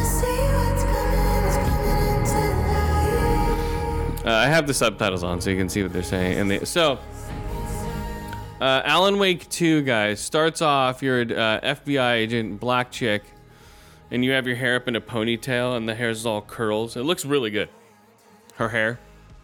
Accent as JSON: {"language": "English", "town": "Austin", "region": "Texas", "country": "United States", "tie": "born or raised there", "said": "that's where I was born in Texas. It's from Texas"}